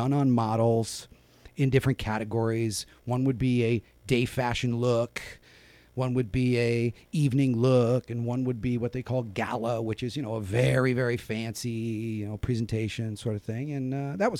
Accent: Sacramento, California, United States; also born or lived in San Francisco / Napa Valley; I was raised in Sacramento

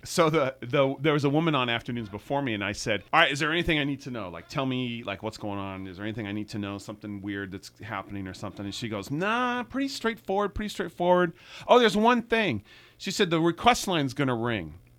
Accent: El Cerrito, California, United States; also born or lived in San Francisco; born in San Francisco and then, uh, was raised in the El Cerrito, Richmond Hills kind of area

